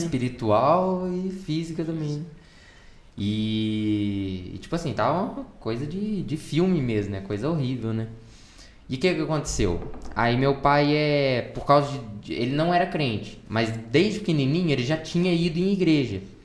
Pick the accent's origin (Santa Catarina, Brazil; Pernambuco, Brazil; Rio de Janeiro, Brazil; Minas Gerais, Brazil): Minas Gerais, Brazil; São João del-Rei; also born or lived in Oliveira; a gente morava em São João del Rei, que era a minha, minha cidade onde eu nasci.